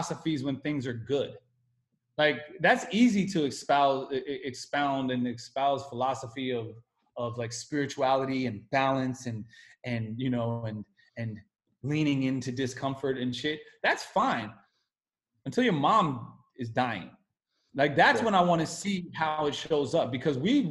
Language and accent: English; United States; as an American